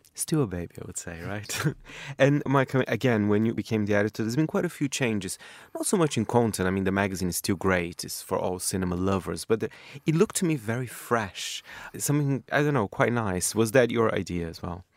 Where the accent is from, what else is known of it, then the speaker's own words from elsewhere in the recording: Brazil; moved away; my home country, Brazil